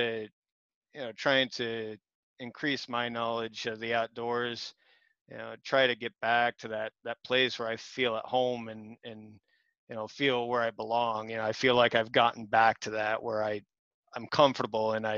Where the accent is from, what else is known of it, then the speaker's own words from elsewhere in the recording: Tunkhannock, Pennsylvania, United States; I grew up around Tunkhannock, very rural area